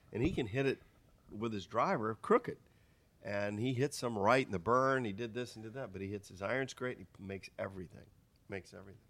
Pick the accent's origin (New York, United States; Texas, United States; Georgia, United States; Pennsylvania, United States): Pennsylvania, United States; also born or lived in Michigan; I was from Pennsylvania after Michigan. I went from Michigan to Pennsylvania